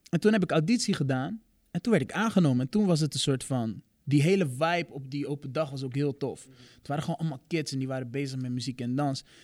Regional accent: Rotterdam, South Holland, Netherlands; Ja, ik kom uit Rotterdam, geboren en getogen.

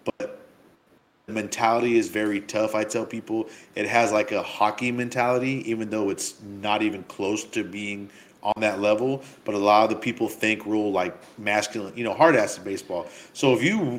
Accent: San Diego, California, United States; I am from San Diego

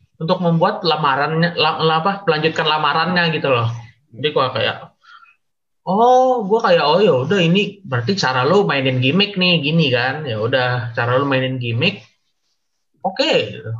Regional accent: Jakarta, Indonesia; also born or lived in Kalimantan; gue gue asli Jakarta cuma ada kan ada keluarga di Kalimantan jadi gue bolak balik

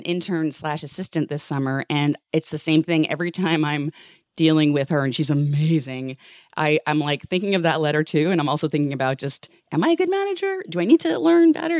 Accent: New York City, New York, United States; I grew up in New York City

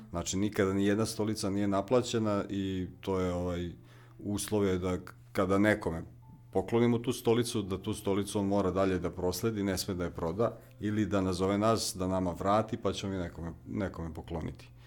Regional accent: Rakovac, Vojvodina, Serbia; dolazim iz, tu sam komšija, iz Rakovca, malo fruškogorsko mesto, na, na, na padina Fruške gore

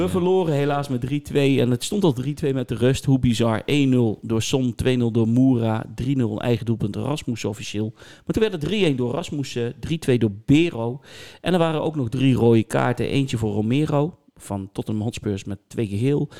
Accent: Netherlands; Nou ben ik een Nederlander

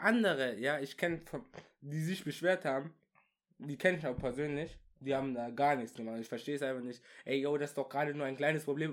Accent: Würzburg, Bavaria, Germany; wir kommen aus Würzburg.

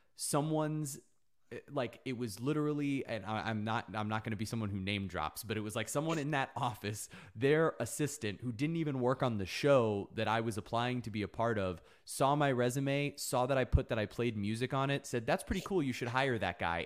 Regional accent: South Florida, United States; I grew up in South Florida

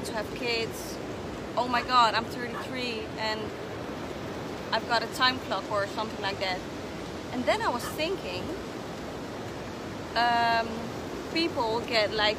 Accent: Amsterdam, North Holland, Netherlands; also born or lived in Indonesia; I'm from Amsterdam. My parents are from Indonesia.

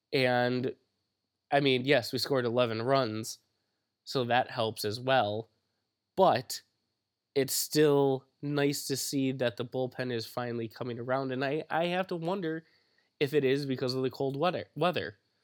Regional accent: Wisconsin, United States; Which is kind of disturbing because we are from Wisconsin.

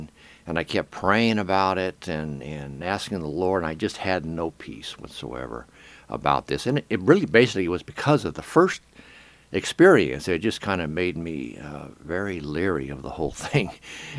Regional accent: Arizona, United States; moved away; also born or lived in Independence; I got married and I moved back to Phoenix, to my home state

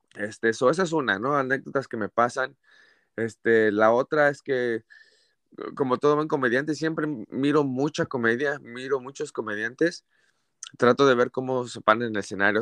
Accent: Mexico City, Mexico; moved away as an adult; now in Santa Barbara, United States; nací en la Ciudad de México, soy de la Ciudad de México

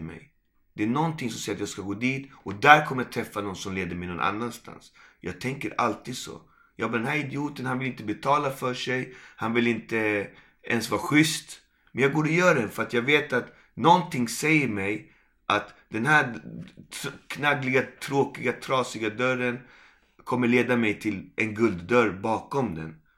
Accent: Malmö, Skåne, Sweden; also born or lived in Puerto Rico; jag kommer från Malmö

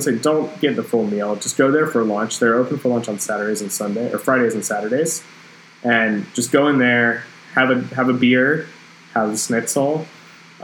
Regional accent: Charlotte, North Carolina, United States; we're from Charlotte, North Carolina

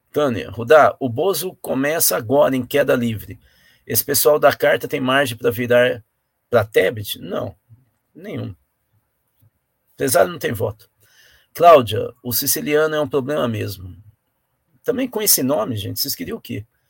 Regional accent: Brazil; nós somos brasileiros

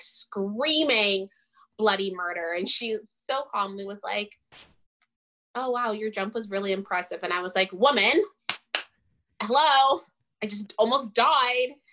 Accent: Richmond Hill, Ontario, Canada; also born or lived in Windsor; I'm well spoken because I grew up in Richmond Hill and I have an education

